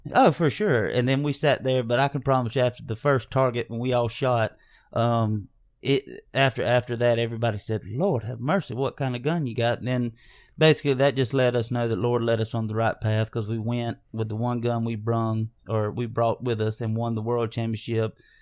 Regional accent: Hazlehurst, Georgia, United States; we grew up here in South Georgia

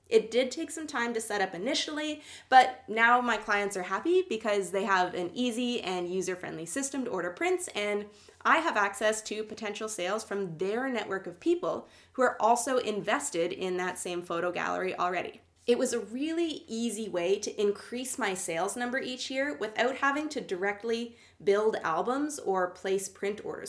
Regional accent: Canada; I'm Canadian

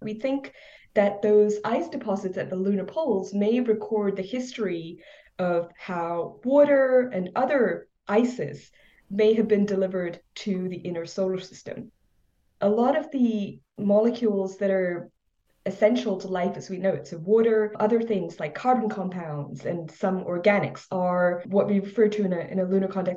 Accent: India; now in Laurel, Maryland, United States; growing up in India

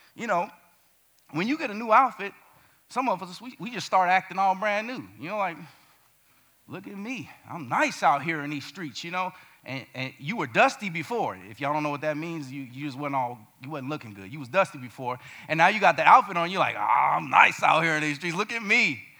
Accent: Gary, Indiana, United States; Growing up in Gary, Indiana, murder capital of the world when I was there in the 90s

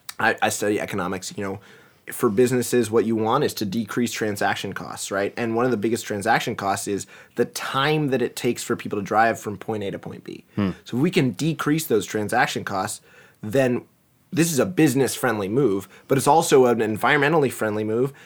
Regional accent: East Coast, United States; born there; Can you tell I was born on the East Coast?

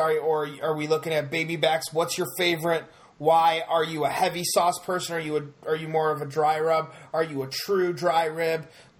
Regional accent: Kansas City, Missouri, United States; But I'm from Kansas City, so you're all good, wrong.

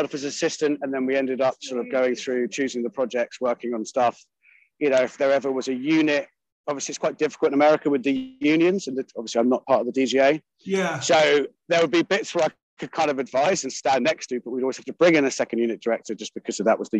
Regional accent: United Kingdom; especially as a Brit

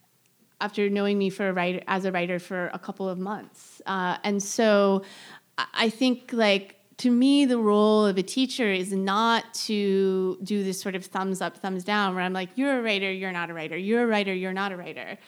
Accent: Central Florida, United States; moved away; I grew up in Central Florida

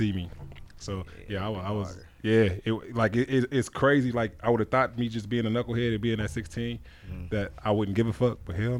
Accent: Denver, Colorado, United States; also born or lived in Aurora, Colorado; I was coming from Denver and all them castles in Aurora.

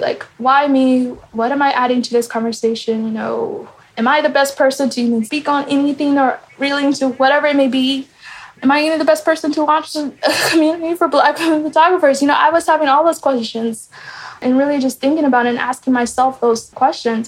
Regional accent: Kansas, United States; also born or lived in Nairobi, Kenya; I grew up in Kansas, Topeka, and Lawrence.

